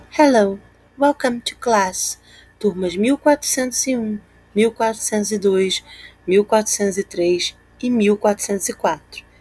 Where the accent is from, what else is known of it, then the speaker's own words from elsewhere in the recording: Rio de Janeiro, Brazil; I'm from Campo Grande, Rio de Janeiro, and I'm a teacher at Augusto Vasconcelos School